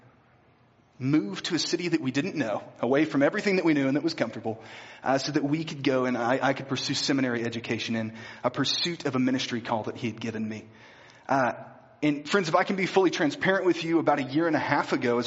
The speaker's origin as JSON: {"language": "English", "town": "Bryant", "region": "Arkansas", "country": "United States", "tie": "born or raised there", "moved": "yes", "said": "Grew up in a town called Bryant, Arkansas, which is just south of the capital city of Little Rock"}